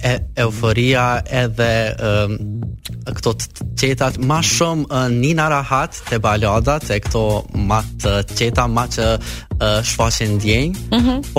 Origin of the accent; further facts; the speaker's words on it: Kosovo; na në Kosovë nuk e kena kështë shpreje për mbire